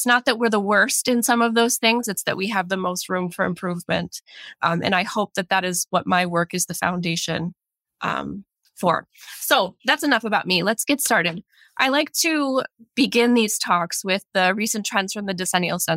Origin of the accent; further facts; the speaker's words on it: Michigan, United States; moved away as an adult; also born or lived in Florida / Oregon; now in Minnesota, United States; I grew up in Michigan